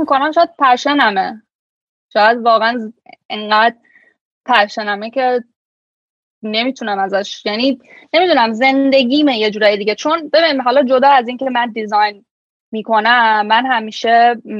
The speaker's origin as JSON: {"language": "Persian", "country": "Iran", "tie": "born or raised there", "moved": "as an adult", "lives_now": "Toronto, Canada", "said": "ایران به دنیا آمدم ایران بزرگ شدم و خیلی سن بالایی یعنی سن خیلی دیر از ایران اومدم بیرون"}